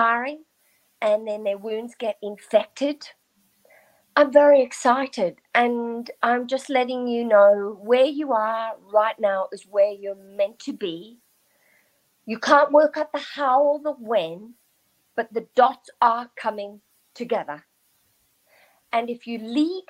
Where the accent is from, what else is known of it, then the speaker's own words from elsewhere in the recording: South Africa; I grew up in South Africa during apartheid